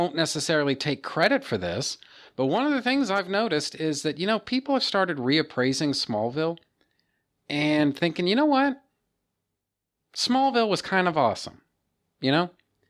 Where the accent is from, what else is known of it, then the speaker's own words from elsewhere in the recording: United States; as an American culture